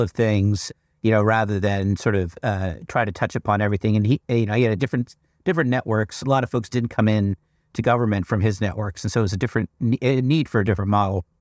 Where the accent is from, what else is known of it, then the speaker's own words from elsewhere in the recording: United States; I'm not an Indian, I'm an American